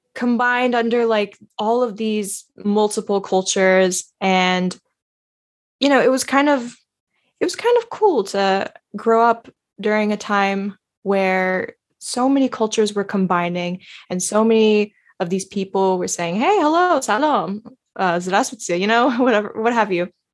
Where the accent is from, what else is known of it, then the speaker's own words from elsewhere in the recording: New York City, New York, United States; I was born and raised in American soil.